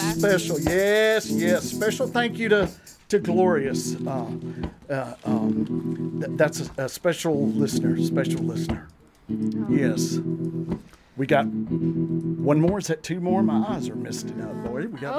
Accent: Troy, Alabama, United States; All right, Troy, Alabama, my birth, my hometown.

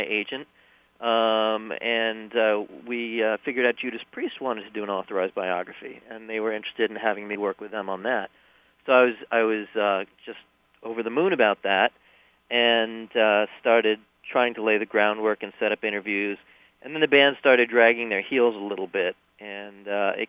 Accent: New York, United States; I'm from New York

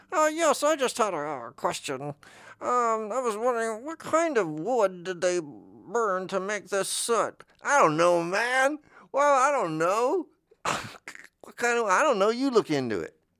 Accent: Florida, United States; I grew up in Florida

